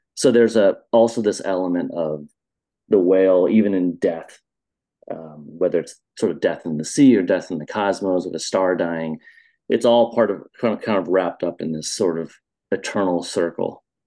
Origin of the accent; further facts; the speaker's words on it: Iowa, United States; now in Chicago, United States; I was a little kid growing up in Iowa, in the center of the America